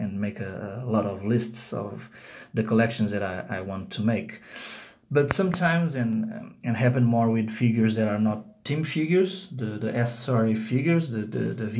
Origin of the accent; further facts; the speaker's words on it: Lisbon, Portugal; I'm from Lisbon, Portugal.